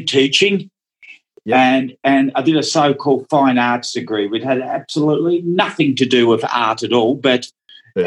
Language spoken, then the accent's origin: English; Melbourne, Victoria, Australia; first language Dutch; English is a second language; also born or lived in Netherlands; I grew up in Melbourne